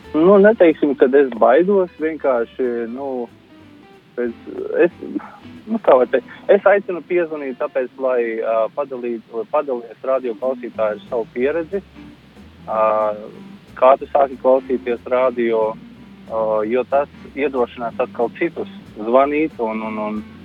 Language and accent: Latvian; Latvia; moved away as an adult; now in Ireland